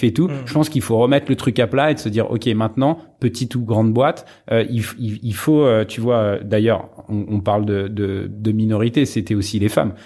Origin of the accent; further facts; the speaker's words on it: Sarcelles, Île-de-France, France; j'étais au lycée à Montmagny, j'ai fait du foot à Sarcelles pendant pendant pendant 15 ans et, à Saint-Brice euh, dans, dans dans le 9-5.